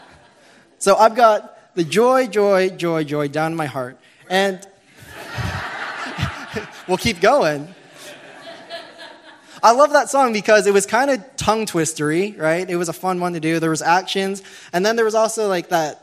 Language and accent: English; Toronto, Ontario, Canada; moved away; Growing up in the Pentecostal Assemblies of Canada, I'm from Toronto. I went to church a lot